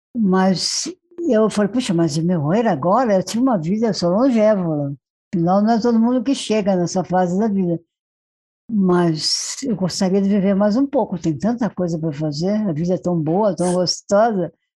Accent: Marajó Island, Pará, Brazil; now in São Paulo, Brazil; eu nasci na Ilha de Marajó

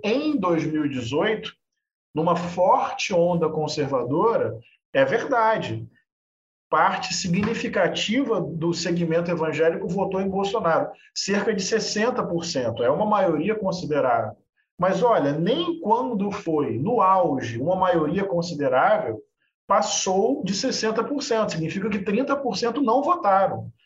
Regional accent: Niterói, Rio de Janeiro, Brazil; Eu nasci em Niterói, aqui uma cidade do lado do Rio de Janeiro. Morei lá até 2016. Eu cresci num bairro periférico popular da zona norte de Niterói

